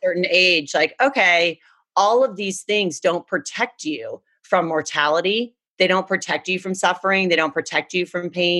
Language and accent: English; Deep South, United States; moved away; I was raised in the Deep South, had a great childhood. My family's still there.